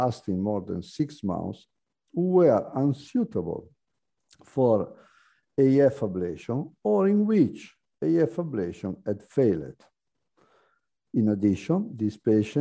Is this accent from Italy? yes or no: yes; Italy; also born or lived in Lavagna, Italy; I am a cardiologist from Italy.